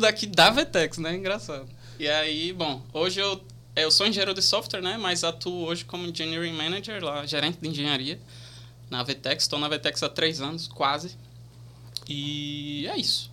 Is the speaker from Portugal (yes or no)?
no; Recife, Pernambuco, Brazil; also born or lived in São Luís, Maranhão; now in João Pessoa, Brazil; eu sou de Recife, né, sou nascido em São Luís do Maranhão, mas me mudei muito novo para Recife